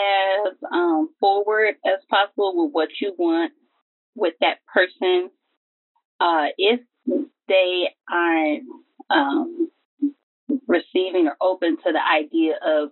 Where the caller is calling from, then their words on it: Southfield, Michigan, United States; I'm from Southfield, Michigan.